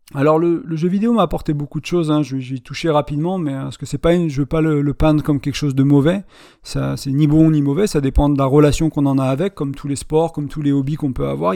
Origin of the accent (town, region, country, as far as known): France; born or raised there; moved away as an adult; also born or lived in Ireland